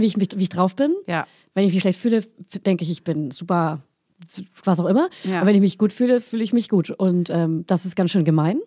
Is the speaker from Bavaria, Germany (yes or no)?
yes; Hof, Bavaria, Germany; moved away; in meiner Heimatstadt in Hof